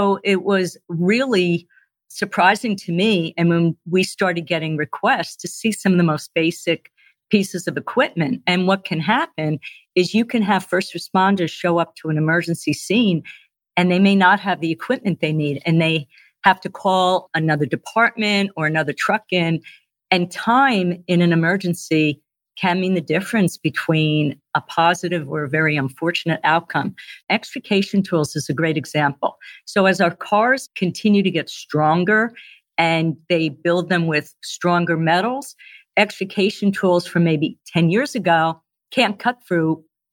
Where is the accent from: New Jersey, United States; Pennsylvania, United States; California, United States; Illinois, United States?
New Jersey, United States; moved away; I'm originally from New Jersey